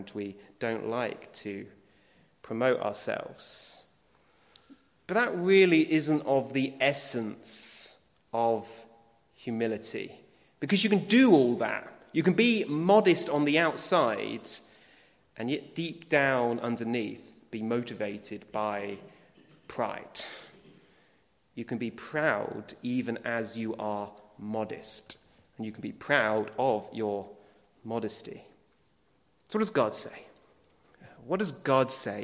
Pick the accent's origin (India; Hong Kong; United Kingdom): United Kingdom; being British